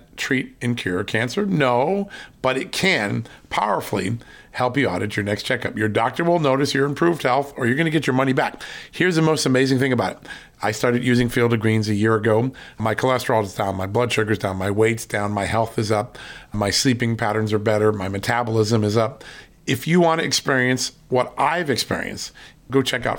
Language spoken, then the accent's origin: English; Virginia, United States; my home state of Virginia